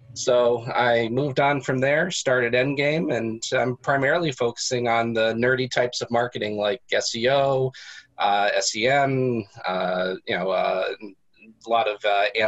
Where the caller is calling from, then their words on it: Boston, Massachusetts, United States; Boston, Massachusetts.